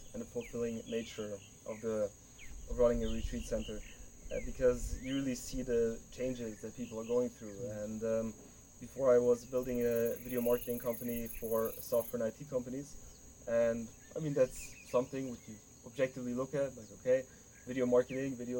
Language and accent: English; Germany; moved away as an adult; now in Colombia; I was born and raised in Germany, and both my parents are Hungarian